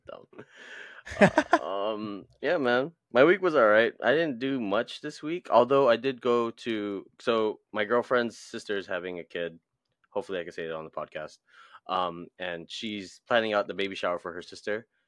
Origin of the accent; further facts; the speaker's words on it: Hawaii, United States; I'm from Hawaii.